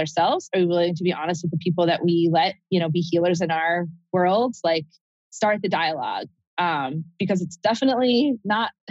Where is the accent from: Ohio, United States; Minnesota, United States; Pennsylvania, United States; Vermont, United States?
Vermont, United States; growing up in Vermont